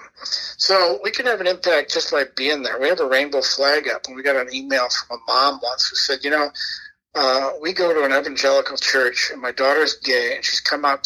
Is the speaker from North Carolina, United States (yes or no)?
no; Hopkins, Minnesota, United States; I grew up in Hopkins, which started as a small town